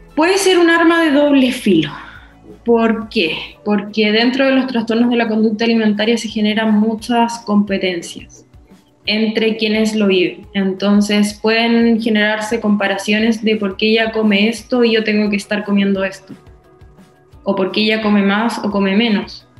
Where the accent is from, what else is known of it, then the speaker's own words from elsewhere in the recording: Concepción, Biobío, Chile; soy de Conce y te tratan mal por eso